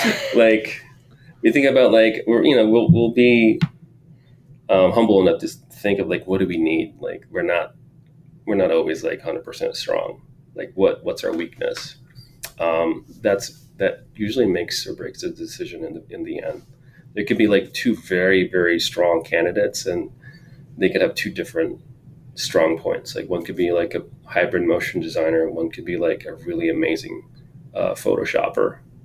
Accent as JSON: {"language": "English", "town": "San Jose", "region": "California", "country": "United States", "tie": "born or raised there", "said": "And then, yeah, also growing up in East San Jose, like, my parents didn't have a lot of money, lower income."}